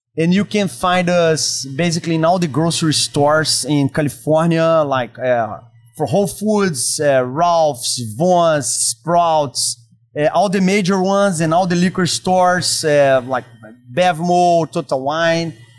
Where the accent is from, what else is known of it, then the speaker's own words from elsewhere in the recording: Brazil; accent: Brazilian; English is a second language; moved away; also born or lived in San Diego; As you can listen by my accent, I'm from Brazil. Okay. Yeah. I was born and raised inside of restaurants